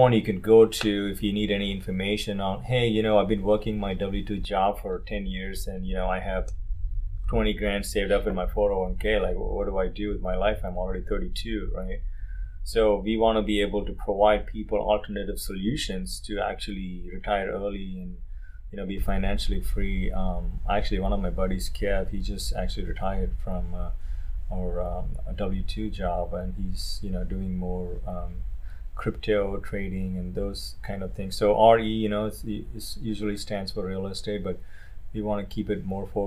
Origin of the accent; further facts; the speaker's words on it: India; moved away as an adult; now in Orange County, United States; I am originally from India. I came here 2008, did my master's